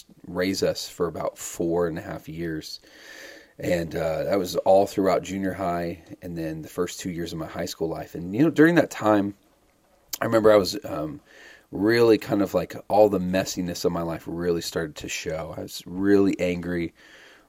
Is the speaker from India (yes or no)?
no; Arizona, United States; also born or lived in Dallas, Texas; I was born in Dallas, Texas. We're both Texas boys. I'm more of an Arizona City boy, though. I grew up mostly in Arizona